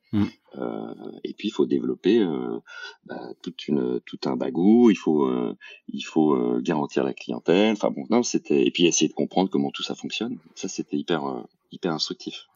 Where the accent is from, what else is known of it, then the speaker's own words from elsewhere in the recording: Paris region, Île-de-France, France; moved away as an adult; also born or lived in Bordeaux; j'ai grandi, euh, j'ai grandi en région parisienne.